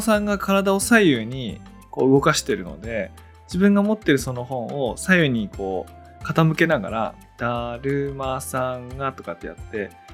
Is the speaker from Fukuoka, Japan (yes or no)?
no; Tōnō, Gifu, Japan; 私がこう東能の出身なんで